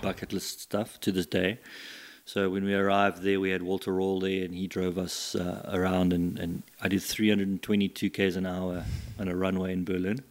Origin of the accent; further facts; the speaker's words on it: Scotland, United Kingdom; moved away; I was born in Scotland